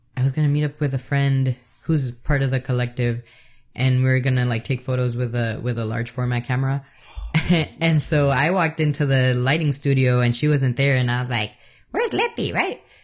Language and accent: English; El Salvador; moved away; I'm from El Salvador